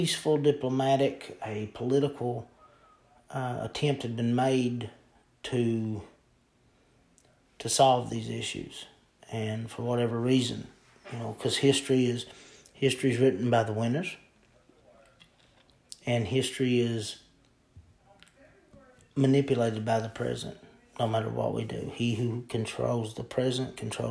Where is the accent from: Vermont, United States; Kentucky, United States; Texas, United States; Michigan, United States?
Kentucky, United States; Eastern; I'm from Eastern Kentucky, and I live very close to West Virginia